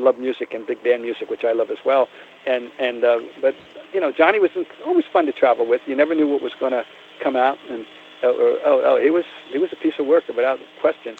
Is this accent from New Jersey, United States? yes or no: yes; Trenton, New Jersey, United States; moved away as an adult; also born or lived in Boston; growing up in Trenton, New Jersey